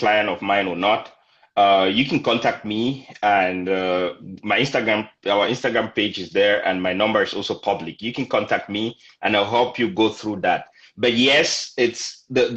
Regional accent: Cameroon; moved away as an adult; now in San Antonio, United States; I'm originally from Cameroon in Central Africa

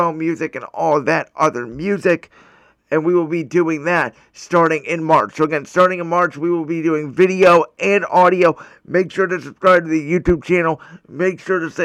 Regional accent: Cleveland, Ohio, United States; my hometown Cleveland Cavaliers

